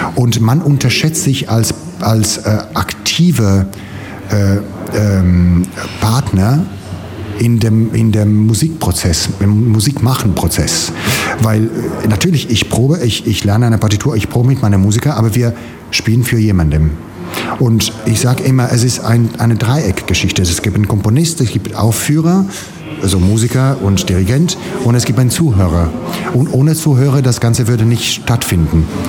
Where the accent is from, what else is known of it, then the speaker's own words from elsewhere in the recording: Italy; German is a second language; now in Germany; als Italiener hier in Deutschland